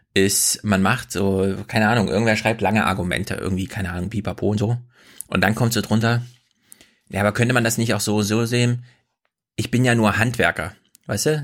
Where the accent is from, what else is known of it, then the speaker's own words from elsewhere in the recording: East Germany, Germany; ich komme aus dem Osten